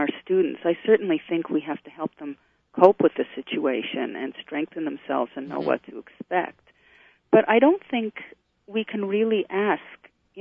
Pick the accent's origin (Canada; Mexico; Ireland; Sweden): Canada; moved away as an adult; also born or lived in Israel; In addition to being Canadian, I'm an Israeli citizen. I made Aliyah at a certain point and currently living in Canada